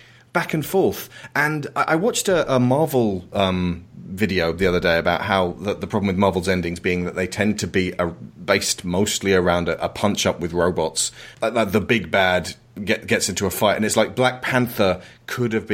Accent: United Kingdom; As a British person

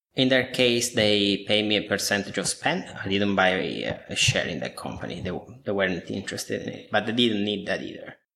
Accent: Apulia, Italy; moved away; I was born and raised in Italy almost 32 years ago now

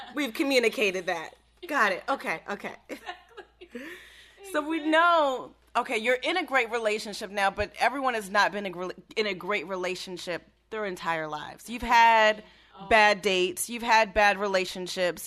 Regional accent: Maryland, United States; moved away; I'm from Maryland, for those who don't know that I'm from Maryland

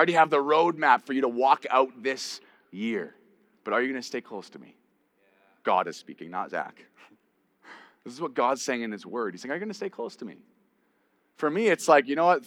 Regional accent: Canada; I'm Canadian

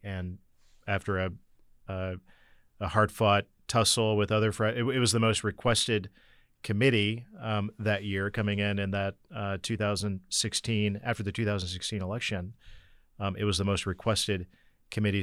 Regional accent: Northeast Indiana, United States; I come from Northeast Indiana

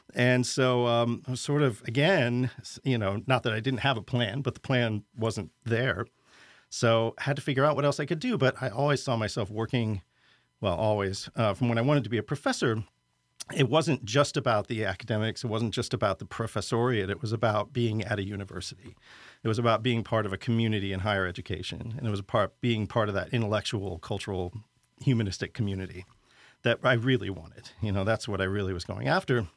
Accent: Lincoln, Nebraska, United States; moved away as an adult; also born or lived in St. Louis / New York City; finally left my hometown of Lincoln, Nebraska, which was a good thing, but, you know, no problems growing up there

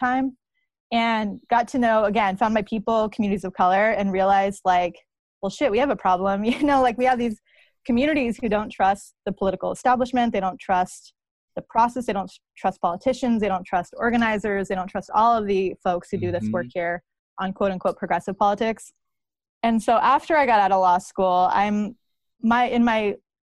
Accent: New Mexico, United States; now in Portland, United States; I am from New Mexico, and that, you know, for folks who know me, know that that's a really big part of my identity.

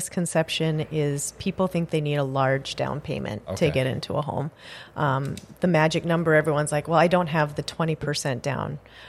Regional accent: Mohall, North Dakota, United States; I grew up in Mohall, North Dakota.

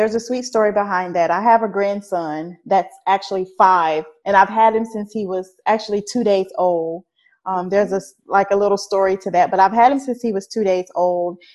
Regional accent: Mobile, Alabama, United States; also born or lived in Louisiana; now in Atlanta, United States; So that's pretty much where I was raised. I moved there when I was like 2 months old. So Mobile was like always home to me

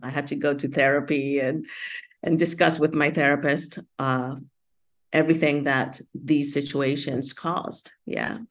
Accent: United States; I grew up in the United States as an immigrant, Latina

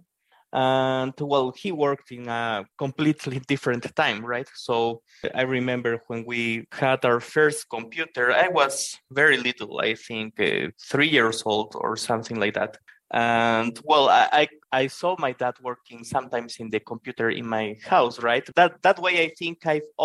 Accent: Bolivia; I'm a developer from Bolivia in South America.

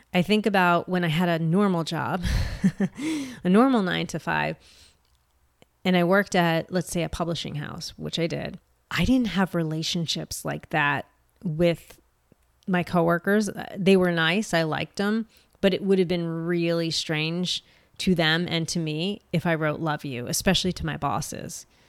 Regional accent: United States; as an American

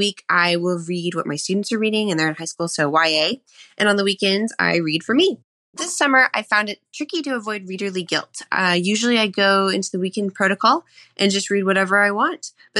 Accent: Norman, Oklahoma, United States; from Norman, Oklahoma, and I have a question about reading rhythms.

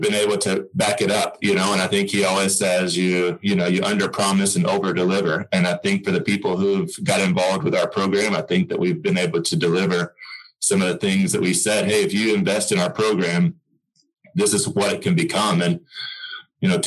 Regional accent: Oklahoma, United States; I'm from Oklahoma, and I always had a passion to come back and helping tennis in the state become better

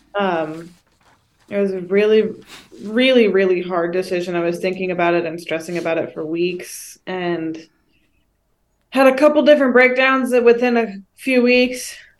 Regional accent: Northern California, United States; I'm from the Northern Ca, like, NorCal district

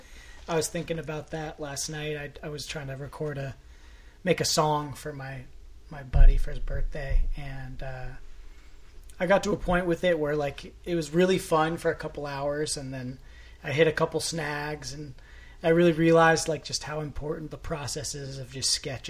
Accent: West Marin, California, United States; I grew up out here in West Marin

